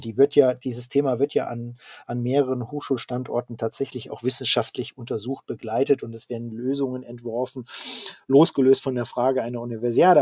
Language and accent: German; Ruhr area, North Rhine-Westphalia, Germany; ich komme ja selber aus der Region